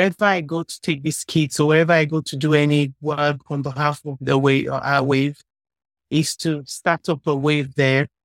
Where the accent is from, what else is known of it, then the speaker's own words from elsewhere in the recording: Nigeria; I'm from Nigeria